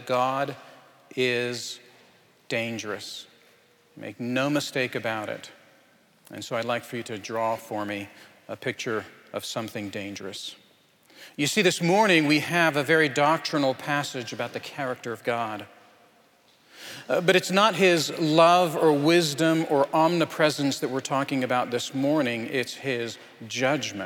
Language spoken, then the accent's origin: English; Anchorage, Alaska, United States; moved away; I'm from Anchorage, just a quarter mile from where my family used to live